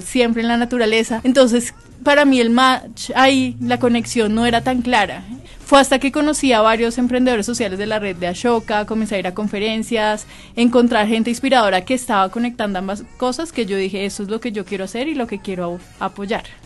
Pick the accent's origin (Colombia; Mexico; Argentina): Colombia; para volver a mi tierra, yo siempre he tenido esa responsabilidad con hacer cosas en Colombia